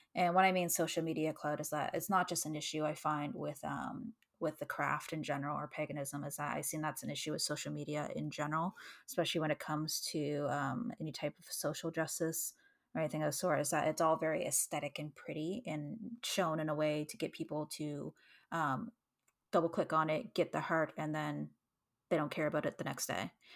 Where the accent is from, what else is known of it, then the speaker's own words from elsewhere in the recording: Canada; as a Canadian